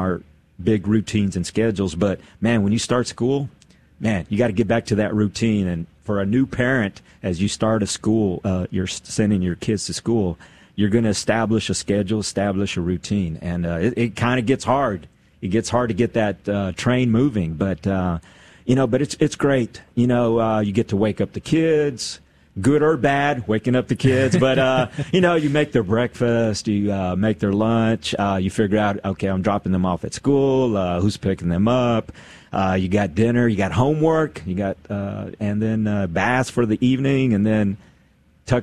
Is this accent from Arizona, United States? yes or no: no; Odessa, Texas, United States; moved away as an adult; also born or lived in Austin, Texas; I moved from Odessa to Austin